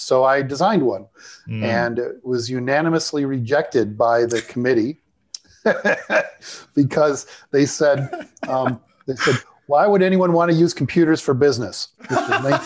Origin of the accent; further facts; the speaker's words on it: Chicago, Illinois, United States; also born or lived in Ottawa / Denver / San Diego / Sydney; I grew up here outside Chicago